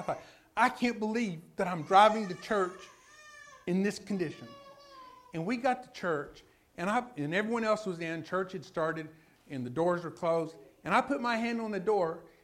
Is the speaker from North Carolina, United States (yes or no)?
no; Lubbock, Texas, United States; also born or lived in Houston area, Texas; I'm from Lubbock.